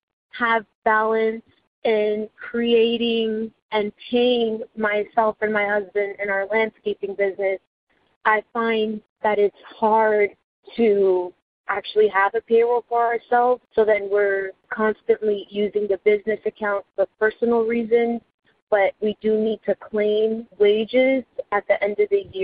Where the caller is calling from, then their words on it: Tampa, Florida, United States; I am calling from Tampa, Florida.